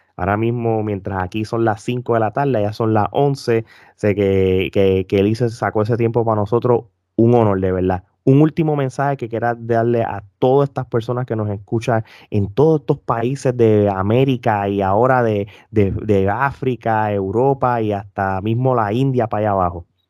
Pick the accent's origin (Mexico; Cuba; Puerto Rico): Puerto Rico; nosotros como puertorriqueños que somos súper fanáticos del boxeo